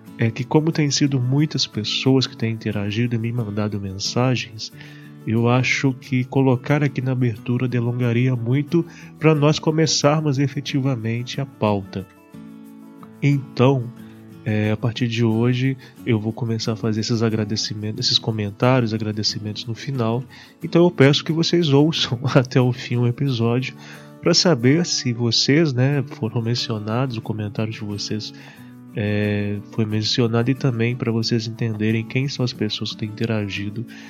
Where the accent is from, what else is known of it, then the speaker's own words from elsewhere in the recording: Barbacena, Minas Gerais, Brazil; na cidade onde eu estou e onde eu cresci, Barbacena